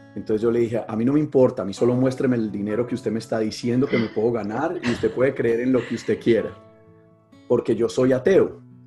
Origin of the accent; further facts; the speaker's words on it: Medellín, Antioquia, Colombia; soy de Colombia, de una ciudad que se llama Medellín